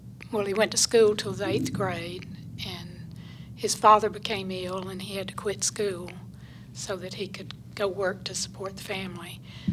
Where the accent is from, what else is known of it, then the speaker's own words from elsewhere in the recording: South Georgia, United States; moved away as an adult; I grew up in South Georgia, mm-hmm. 50 miles from Tallahassee, Florida, so way down there.